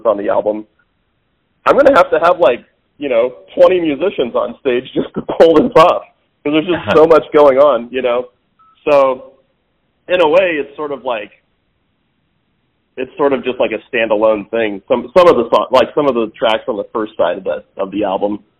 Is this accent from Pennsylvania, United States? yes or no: no; Parkville, Missouri, United States; I grew up in Parkville, so it's sort of north of the river